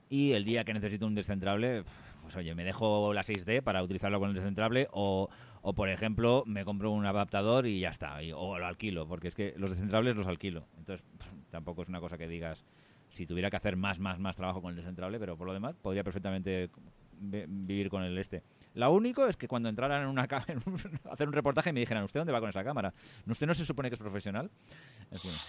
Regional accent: Catalonia, Spain; Soy el único catalán de este podcast

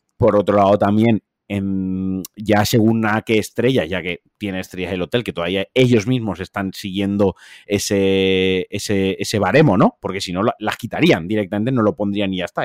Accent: Valencian Community, Spain; soy valenciano

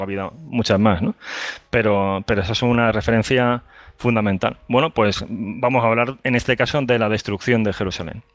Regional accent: Andalusia, Spain; yo soy de Andalucía

